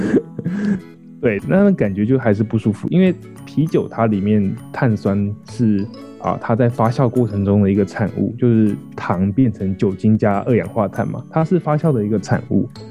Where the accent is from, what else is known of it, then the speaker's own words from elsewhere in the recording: Taiwan; 我乡下人啊， 我乡下人， 所以乡下的就是不管时间过多久，超商都很难找这样子